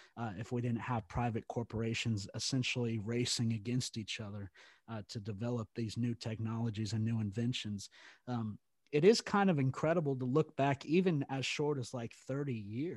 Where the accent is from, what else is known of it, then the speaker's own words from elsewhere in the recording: Texas, United States; being from Texas, obviously that's just a cultural norm. That's something we do here